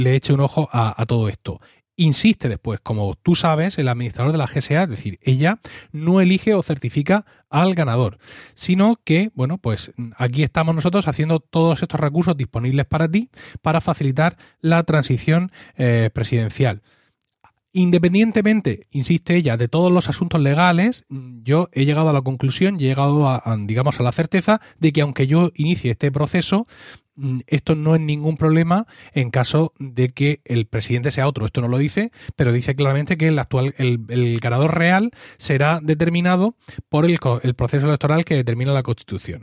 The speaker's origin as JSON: {"language": "Spanish", "country": "Spain", "said": "mí como español"}